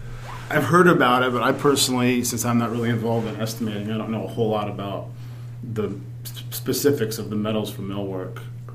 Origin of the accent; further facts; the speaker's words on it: Virginia, United States; now in Michigan, United States; I'm originally from the East Coast, Virginia.